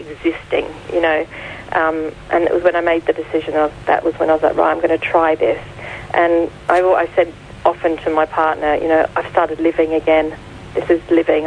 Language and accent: English; Australia; accent: Australian; moved away as an adult; now in United Kingdom; I don't know if you can hear from my accent, I'm Australian.